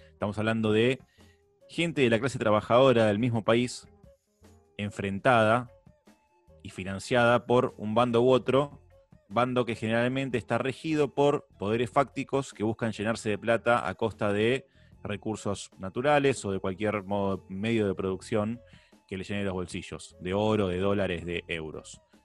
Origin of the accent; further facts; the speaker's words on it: Argentina; Acá en Argentina tenemos la sana costumbre